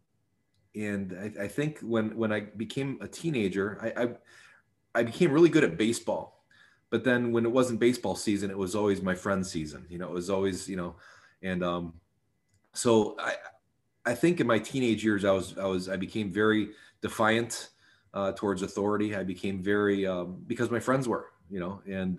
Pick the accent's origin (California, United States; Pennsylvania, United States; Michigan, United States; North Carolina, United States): Michigan, United States; Sterling Heights; I grew up in Sterling Heights, Michigan, which is a suburb of Detroit